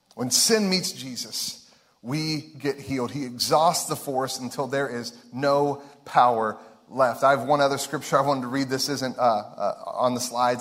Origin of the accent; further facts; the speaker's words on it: Ohio, United States; we're from Ohio.